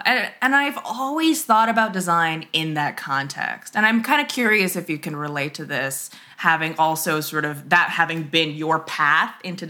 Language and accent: English; Midwest, United States; born there; also born or lived in Hong Kong; I was born in the Midwest. I spent some time in Hong Kong